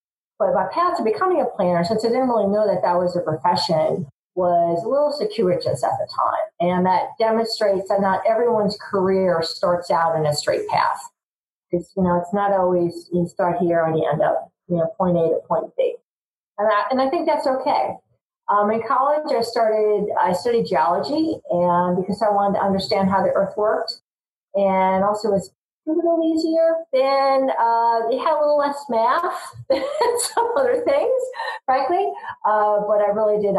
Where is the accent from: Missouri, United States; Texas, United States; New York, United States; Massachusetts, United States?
New York, United States; Long Island; growing up on Long Island with my five brothers and sisters